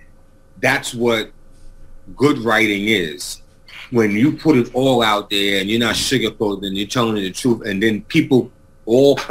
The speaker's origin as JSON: {"language": "English", "town": "New York City", "region": "New York", "country": "United States", "tie": "born or raised there", "moved": "yes", "said": "I come from Mott Haven section of the Bronx"}